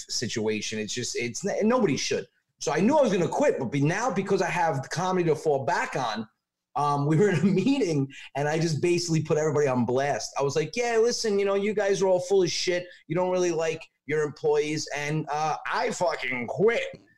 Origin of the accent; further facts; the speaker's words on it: Westchester, New York, United States; moved away as an adult; now in Long Island, United States; I'm from Westchester